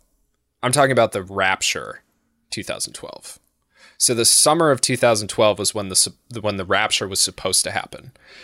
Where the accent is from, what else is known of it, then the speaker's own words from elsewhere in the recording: United States; I am American.